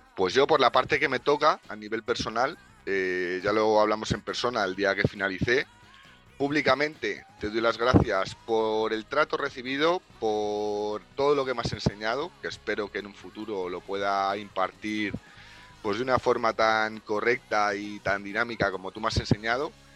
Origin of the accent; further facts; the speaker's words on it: Madrid, Community of Madrid, Spain; yo soy madrileño